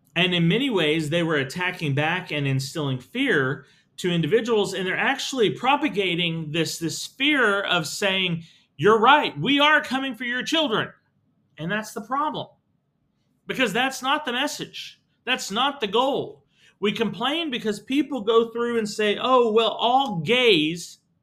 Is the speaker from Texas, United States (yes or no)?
yes; Texas, United States; As a Texan, I have pride in my Texas history. The fact that we as Texans have a long history